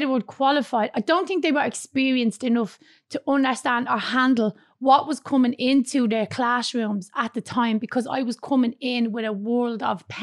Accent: Dublin, Leinster, Ireland; I was born in Dublin's inner city in York Street in the flats. And when I was 4 years of age, I moved with my mum and dad and my sister out to Blanchardstown

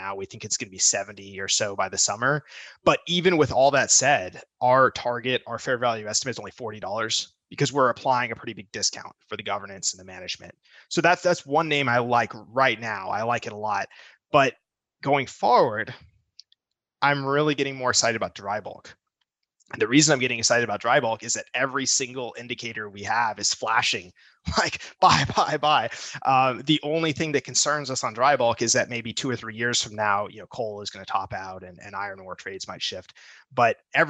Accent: United States; I'm an American citizen.

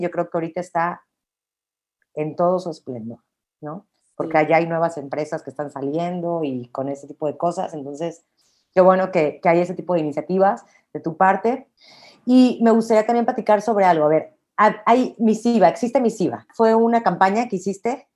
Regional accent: Mexico; como mexicana, como mujer

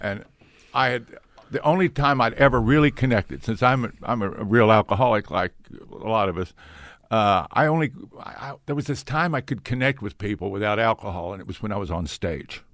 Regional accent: Oklahoma City, Oklahoma, United States; also born or lived in Ponca City, Oklahoma; I was in Oklahoma City until the, uh, fourth grade, and my father got promoted to a bigger church in Ponca City, Oklahoma.

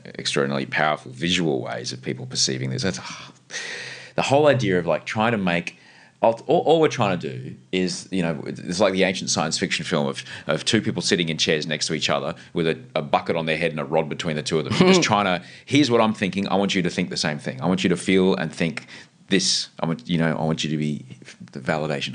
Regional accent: Brisbane, Queensland, Australia; I grew up on the, the kind of Chapel Hill, um, Kenmore oh, area

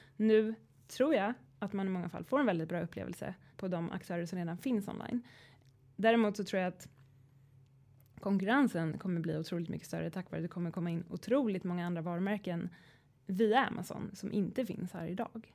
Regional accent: Sweden; som svensk

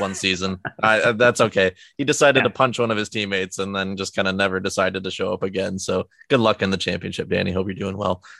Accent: Canada; being a Canadian

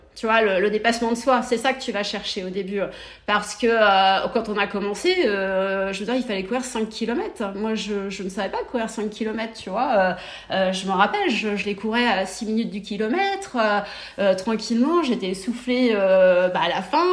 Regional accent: Brittany, France; moved away as an adult; now in Barcelona, Spain; je suis bretonne, originaire du Morbihan, d'un petit village euh, Nivia qui se situe entre Vannes et Nantes

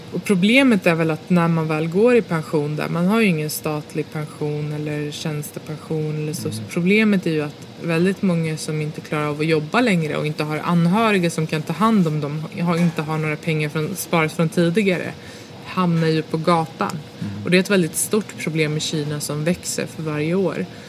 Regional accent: Botkyrka, Stockholm County, Sweden; jag är uppväxt i Stockholmsförorten Fittja

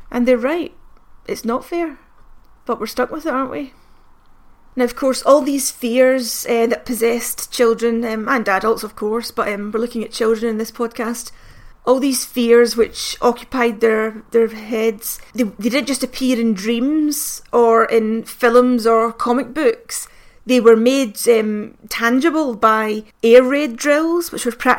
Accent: Glasgow, Scotland, United Kingdom; me in Glasgow in the 80s

